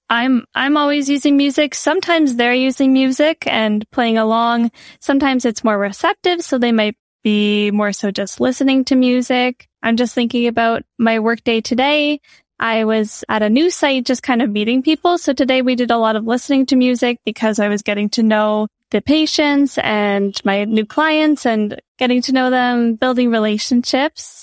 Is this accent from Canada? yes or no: yes; Prince Edward Island, Canada; also born or lived in Nova Scotia; now in Toronto, Canada; I grew up on Prince Edward Island on the east coast of Canada. I went to school in Nova Scotia and I've been in Toronto for the past four years